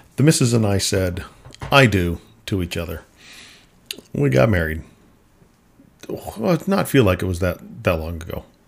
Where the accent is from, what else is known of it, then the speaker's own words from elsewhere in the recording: Minnesota, United States; I grew up in Minnesota